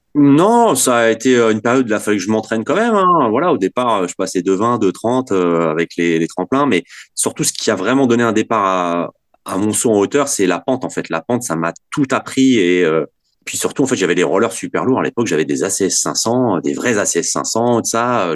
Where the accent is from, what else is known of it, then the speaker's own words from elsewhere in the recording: Vanves, Île-de-France, France; j'étais en sixième et j'étais avec trois potes à moi et euh, on habitait Vanves, donc euh, porte de Brancion